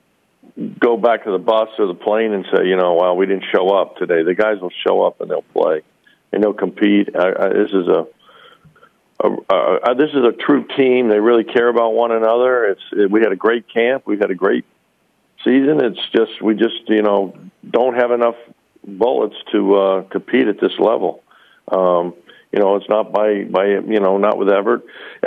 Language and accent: English; Arizona, United States; moved away; I grew up in Arizona